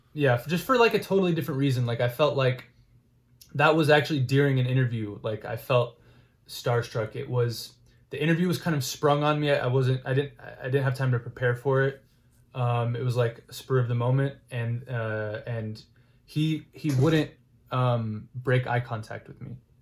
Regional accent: Houston, Texas, United States; growing up in Houston

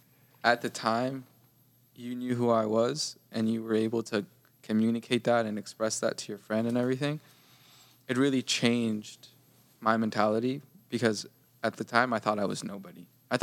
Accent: Los Angeles, California, United States; also born or lived in Paris; Yeah, I'm from Los Angeles. Born and raised? Born and raised.

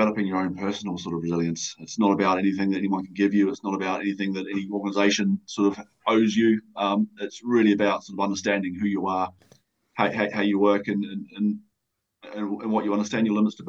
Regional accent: New Zealand; moved away as an adult; now in United Kingdom; I came to the UK from New Zealand when I was 24. So I came out, as most young Kiwis

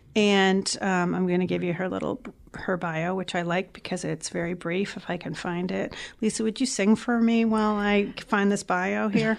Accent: South Shore, Massachusetts, United States; now in Malden, United States; we live in Malden, but we are actually from the South Shore

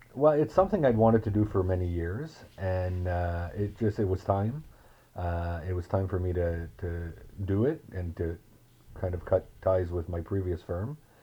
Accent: northern Ontario, Canada; now in Ottawa, Canada; I grew up in a small town in northern Ontario

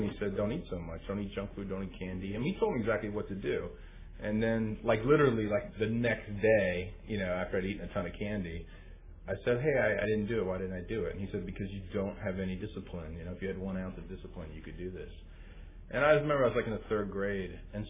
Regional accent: East Coast, United States; also born or lived in Washington, D.C.; I grew up on the East Coast, and I came into OA my first few years on the East Coast in Washington, D.C. area. I'm the youngest of seven kids.

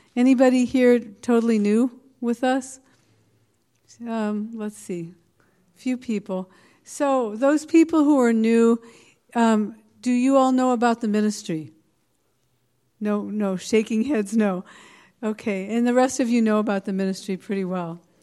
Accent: the Bay Area, California, United States; I'm not from this area. I'm from the Bay Area, but I'm in Palo Alto.

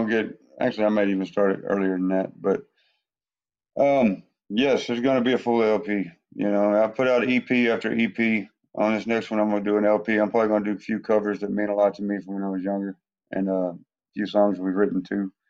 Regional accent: Grand Prairie, Texas, United States; my hometown, Grand Prairie, Texas.

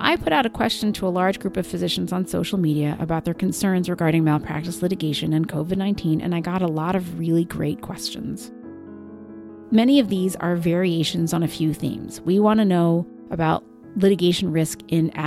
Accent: Rhode Island, United States; from my home state of Rhode Island

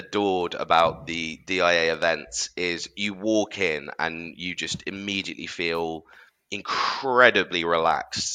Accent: London, United Kingdom; as a Londoner

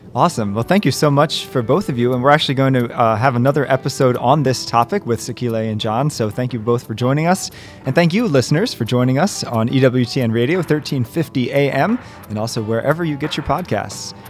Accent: Western Maryland, United States; moved away; I grew up in Maryland, and Maryland is an interesting clash of cultures where I grew up. Um, it, we're, 'cause I'm in Western Maryland

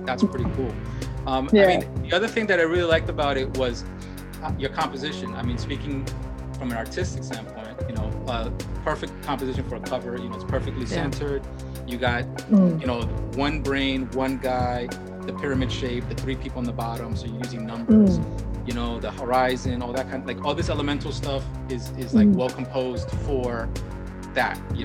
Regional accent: New York City, New York, United States; I'm from the Bronx

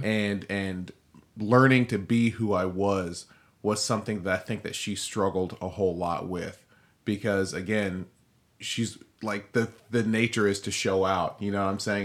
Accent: Nigeria; I'm Nigerian.

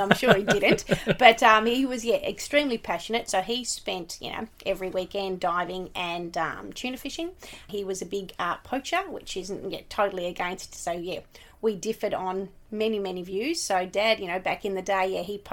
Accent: Launceston, Tasmania, Australia; I grew up in Launceston

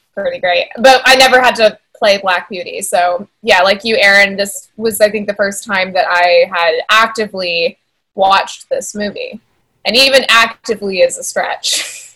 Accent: San Antonio, Texas, United States; also born or lived in Rio Grande Valley, Texas; I was born in the Valley, but I was raised in San Antonio

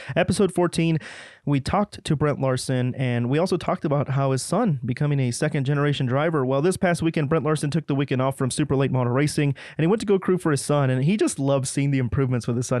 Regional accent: New Mexico, United States; I'm from New Mexico.

